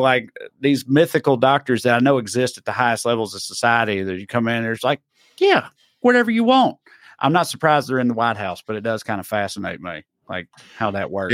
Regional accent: the South, United States; I grew up in the South in the fucking nineties and two thousands

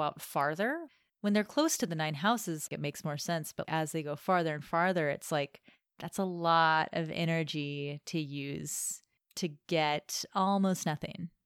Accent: United States; I'm American

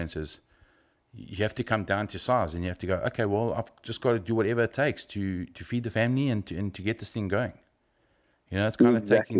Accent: South Africa; moved away; as a South African

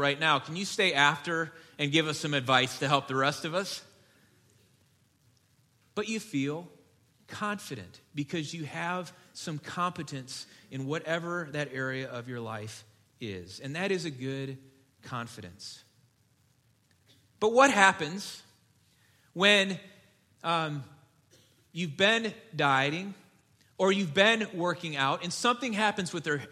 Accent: Detroit, Michigan, United States; moved away; I grew up in Detroit. I was a Lions fan as a kid

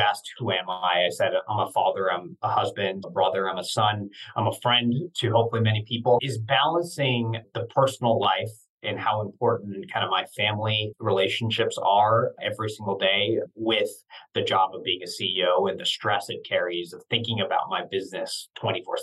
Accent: Santa Cruz, California, United States; also born or lived in East Coast; now in San Francisco, United States; I grew up in Santa Cruz, California, Northern California

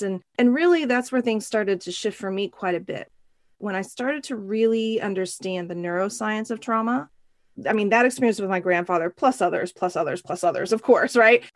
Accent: Oklahoma, United States; now in San Francisco, United States; growing up in Oklahoma, I'm a country girl at heart

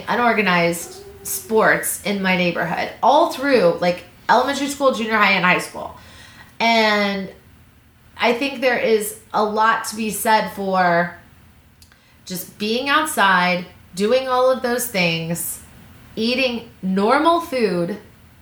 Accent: Missouri, United States; I grew up in Missouri.

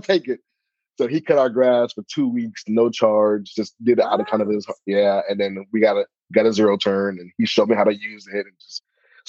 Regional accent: Miami, Florida, United States; moved away as an adult; now in Nashville, United States; I'm originally from Miami, Florida, born and raised. Didn't really know the South existed until I got to the South. My grandma grew up in Anniston, Alabama. My grandma's from Anniston, Alabama.

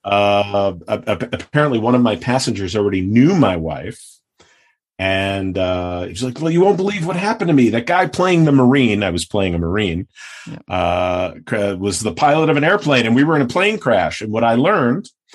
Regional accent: New York, United States; now in Los Angeles, United States; I grew up in New York.

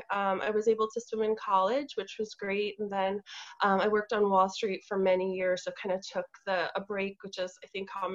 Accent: New York City, New York, United States; I'm from New York City

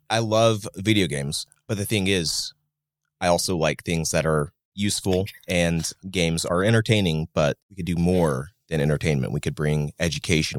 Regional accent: Athens, Alabama, United States; moved away as an adult; now in Huntsville, United States; I grew up in Athens, so not too far away from Huntsville, but I've been here since twenty eighteen in the city proper

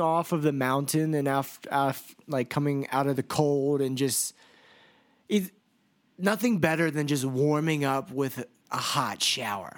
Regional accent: United States; I was from the United States

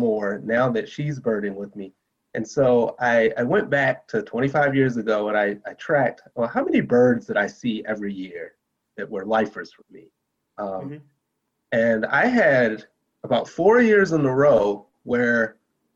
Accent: Maryland, United States; moved away as an adult; now in Colorado, United States; I'm actually from Maryland. I live in Colorado now

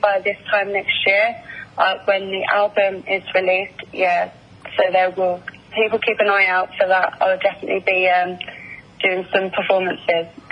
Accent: Essex, East of England, United Kingdom; I'm from England, from Essex

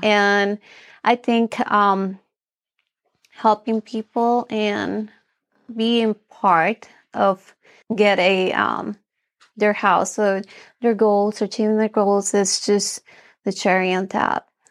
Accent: Bolivia; moved away; I'm from Bolivia. My mom was a housewife, and my dad did all the work

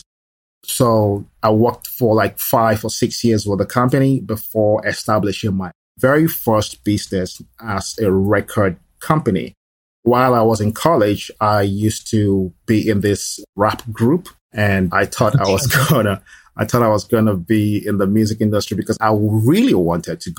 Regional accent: Nigeria; moved away as an adult; also born or lived in Lagos / Florida / Texas; now in Dallas, United States; I am originally from Nigeria, and I was born in Nigeria. So my childhood and my adult years were spent in Nigeria.

